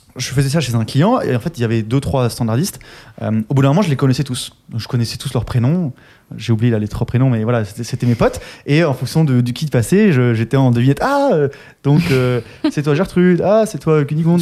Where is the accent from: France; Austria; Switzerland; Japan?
Austria; moved away; je viens d'Autriche.